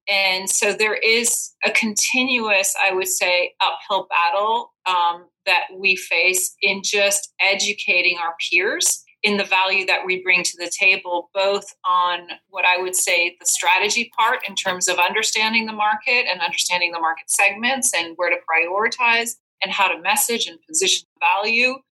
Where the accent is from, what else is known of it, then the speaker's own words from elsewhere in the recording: Belgium; moved away as an adult; now in United States; I'm originally from Belgium